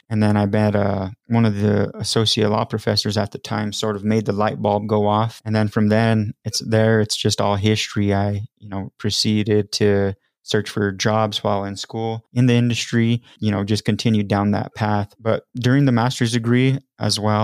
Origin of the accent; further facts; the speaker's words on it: Las Vegas, New Mexico, United States; moved away as an adult; now in Albuquerque, United States; I grew up in Las Vegas, New Mexico, and I always have to preface it with not Nevada.